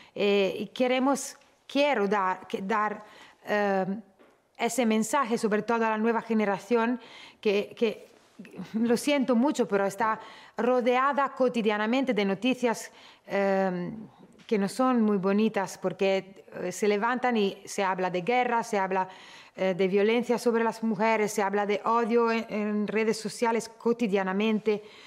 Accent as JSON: {"language": "Spanish", "country": "Italy", "tie": "born or raised there", "said": "siendo yo nacida en Italia"}